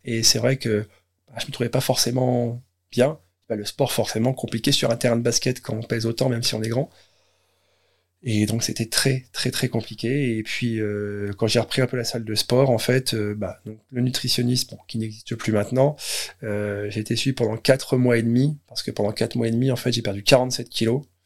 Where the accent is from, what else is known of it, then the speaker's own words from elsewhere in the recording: Caen, Normandy, France; je suis d'origine de Caen